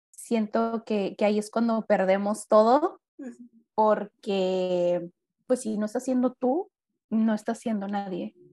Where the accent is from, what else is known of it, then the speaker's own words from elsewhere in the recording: Mexicali, Baja California, Mexico; first language Spanish; aquí en Mexicali, en mi ciudad natal